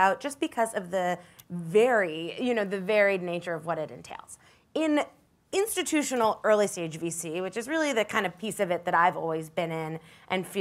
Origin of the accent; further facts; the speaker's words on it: New York City, New York, United States; I grew up in New York City and went to College and East Coast